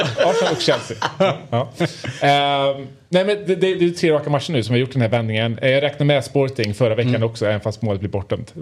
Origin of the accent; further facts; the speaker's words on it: Värmland, Sweden; Mitt värmländska sinne